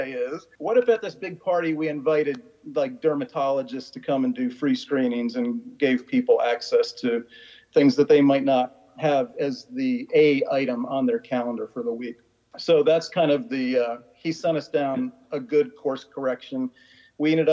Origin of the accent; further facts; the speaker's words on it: Florida, United States; now in Washington, D.C. area, United States; growing up in Florida